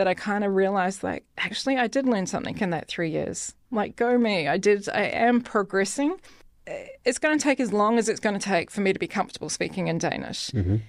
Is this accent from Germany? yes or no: no; New Zealand; accent: New Zealand; also born or lived in London; But I would say also my New Zealand accent is toned down also, because I think what you realize, and I lived in London for a few years too, and what you quickly work out is that if you speak like a Kiwi, then no one's going to understand.